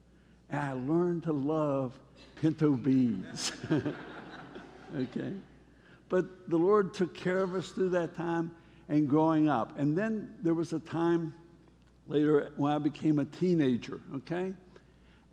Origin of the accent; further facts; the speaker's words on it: Charleston, West Virginia, United States; I was born in Charleston, West Virginia.